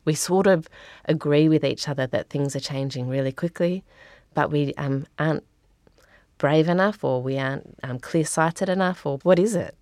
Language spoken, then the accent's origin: English; Australia; moved away as an adult; now in New Zealand; I grew up in Australia. I moved to New Zealand about fifteen years ago